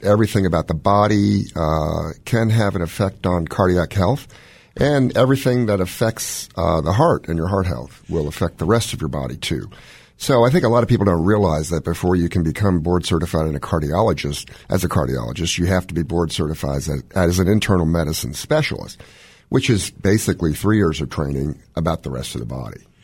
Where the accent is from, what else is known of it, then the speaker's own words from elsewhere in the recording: Washington, District of Columbia, United States; moved away as an adult; also born or lived in Baltimore / Durham; I was born in Washington, D C to a Chinese mom